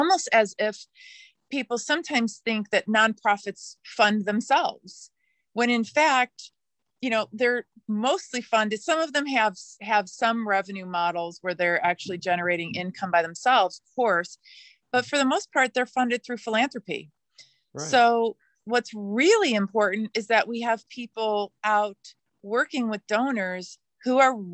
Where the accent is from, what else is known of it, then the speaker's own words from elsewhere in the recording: Midwest, United States; now in Oregon, United States; I grew up in the Midwest of the United States.